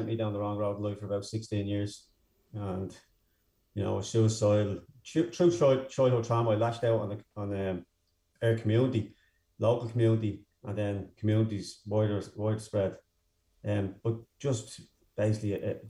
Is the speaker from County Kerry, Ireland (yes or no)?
no; Dublin, County Dublin, Ireland; also born or lived in Dunfermline; I grew up in Darndale, North County Dublin